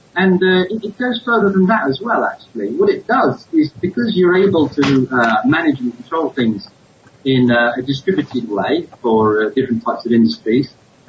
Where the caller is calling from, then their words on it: Nairobi, Kenya; I'm based actually in Nairobi, so I'm calling you from Nairobi.